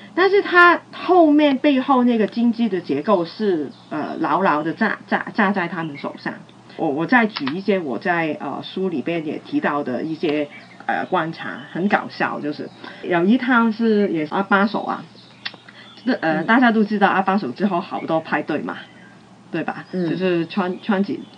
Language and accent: Chinese; Hong Kong; 我是从殖民地时代走过来的